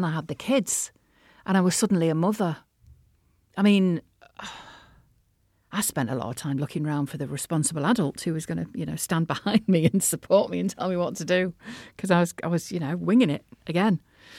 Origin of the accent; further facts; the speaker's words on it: North West England, United Kingdom; accent: Liverpool; now in Merseyside, United Kingdom; And then I've got to wheel out my Liverpoolian accent, you know what I mean?